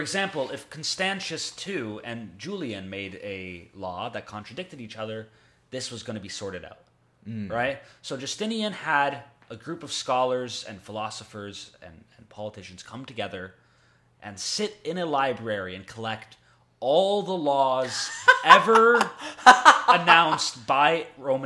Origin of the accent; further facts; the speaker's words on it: Canada; We're from Canada